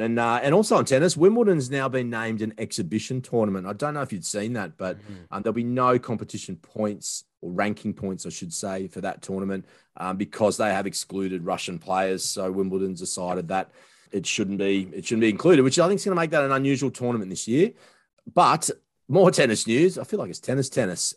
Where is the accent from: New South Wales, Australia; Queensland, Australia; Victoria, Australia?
Queensland, Australia; Sunshine Coast; born or raised there